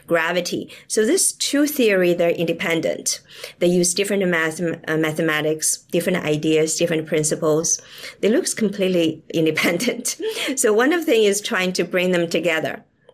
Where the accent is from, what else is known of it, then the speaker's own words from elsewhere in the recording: China; moved away; I grew up in China during the Cultural Revolution